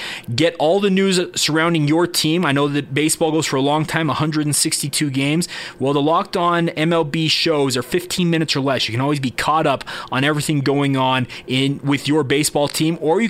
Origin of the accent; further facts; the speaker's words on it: Orem, Utah, United States; I grew up in Orem, Utah. I grew up miles away from the school.